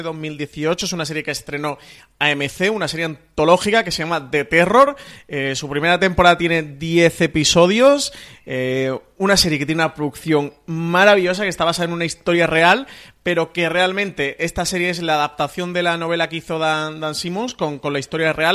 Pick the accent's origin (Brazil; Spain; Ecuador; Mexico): Spain; Andalusia; soy andaluz